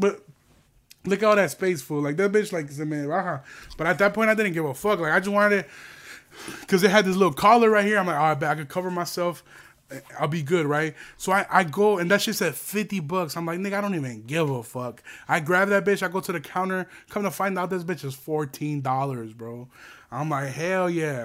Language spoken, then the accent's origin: English; United States; We're American